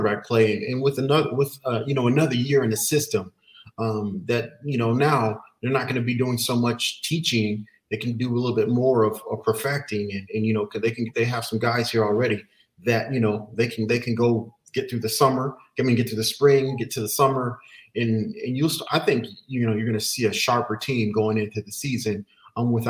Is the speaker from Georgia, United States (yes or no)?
no; Los Angeles, California, United States; moved away as an adult; also born or lived in South Pasadena; I'm from Southern California. I went to school, Benjamin Franklin High School. It's in it's a place called Highland Park.